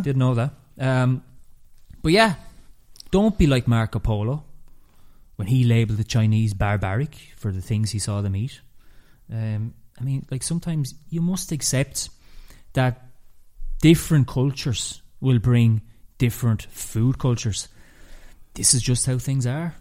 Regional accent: Ireland

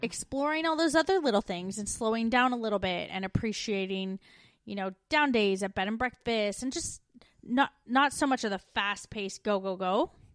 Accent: Canada; moved away

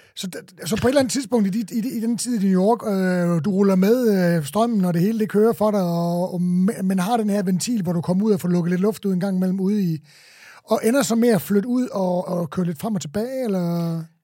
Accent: Tønder, Southern Denmark, Denmark; born or raised there; moved away; also born or lived in Copenhagen

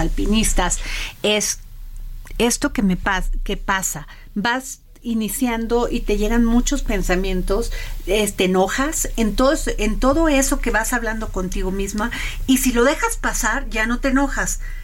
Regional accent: Veracruz, Mexico; Yo soy veracruzana

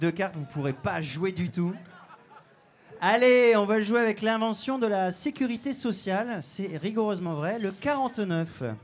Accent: Lille, Hauts-de-France, France; born there; Oui, je suis né à Lille. tout à fait.

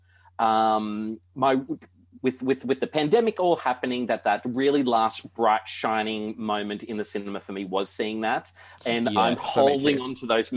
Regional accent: Hunter Valley, New South Wales, Australia; also born or lived in Canberra; I grew up in the Hunter Valley

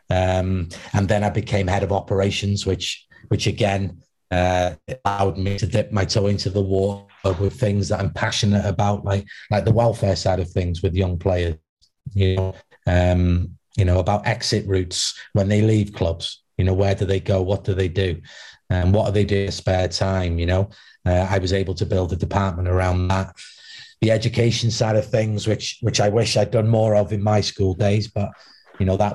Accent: Wales, United Kingdom; obviously, being Welsh was a big thing as well for me

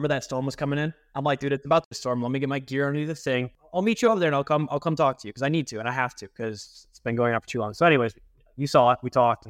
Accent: Grosse Ile, Michigan, United States; also born or lived in Miami; And then Michigan in the last 16 years. So like Groseal, 30 miles south of Detroit, a little island.

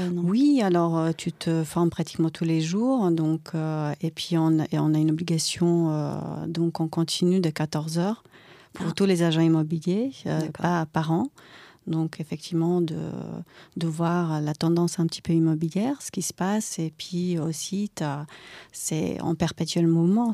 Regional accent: Croatia; French is a second language; moved away as an adult; now in France; j'habitais en Croatie. Donc, euh, à 18 ans, je suis arrivée en France grâce à une famille d'accueil

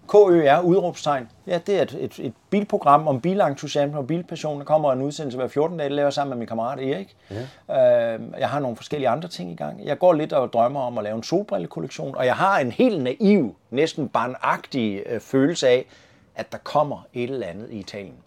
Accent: Svendborg, Southern Denmark, Denmark; moved away; also born or lived in North Zealand; den 11. januar i 1965 på Svendborg sygehus

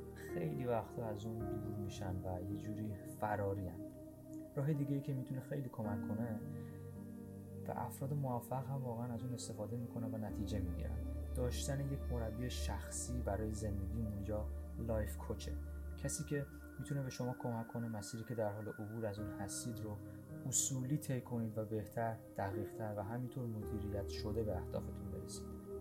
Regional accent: Iran; moved away; زمانی که در ایران بچه بودم و ساز می زدم

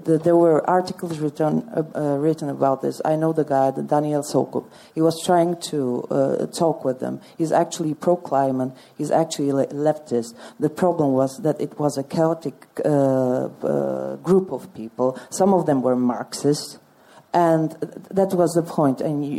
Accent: Czechia; I am from Czech Republic

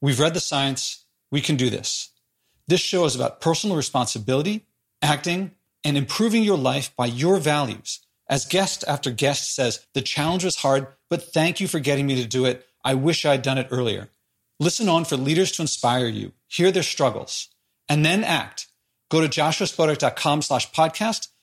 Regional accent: Philadelphia, Pennsylvania, United States; I'm from Philadelphia

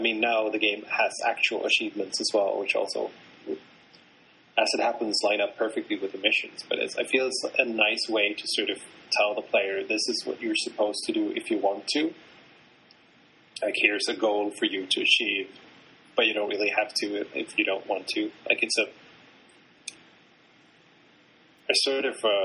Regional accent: Sweden; I'm from Sweden

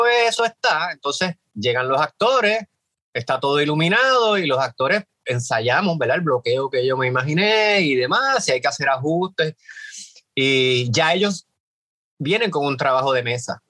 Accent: Puerto Rico; somos los puertorriqueños

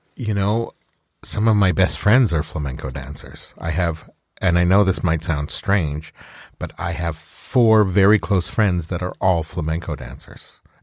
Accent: Alberta, Canada; I grew up in Alberta

